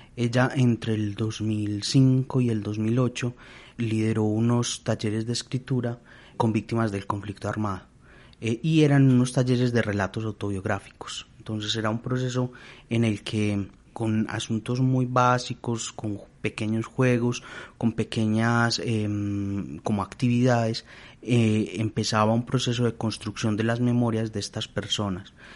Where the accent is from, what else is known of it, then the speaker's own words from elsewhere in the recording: Colombia; nosotros como colombianos tenemos unas memorias colectivas